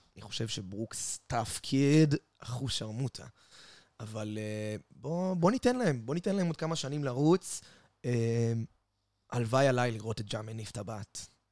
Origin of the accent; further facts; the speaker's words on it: Israel; אנחנו בתור ישראלים